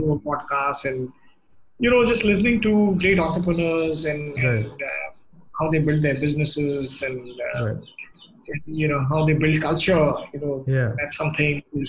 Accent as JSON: {"language": "English", "region": "South India", "country": "India", "tie": "born or raised there", "said": "I grew up in the South, I'm as comfortable listening to Carnatic music"}